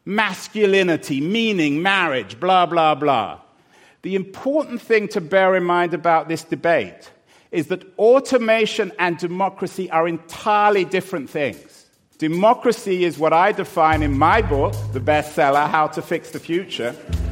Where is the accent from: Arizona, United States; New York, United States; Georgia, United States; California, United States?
California, United States; Now, I'm from Silicon Valley